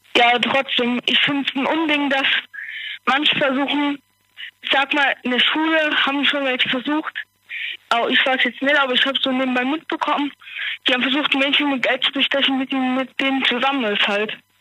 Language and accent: German; Westerwald, near Bad Marienberg, Rhineland-Palatinate, Germany; Auch, auch aus dem Westerwald, Nähe Bad Marienberg